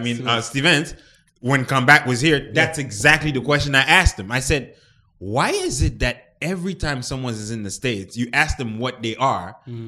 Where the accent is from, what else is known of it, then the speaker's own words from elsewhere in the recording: Montreal, Quebec, Canada; English is a second language; I'm from Montreal.